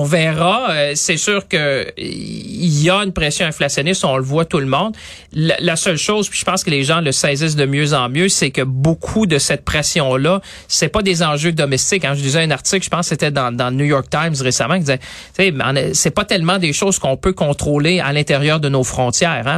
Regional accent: Quebec, Canada; ici, chez nous, au Québec

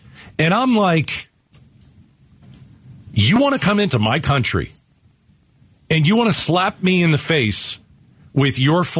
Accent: United States; as an American

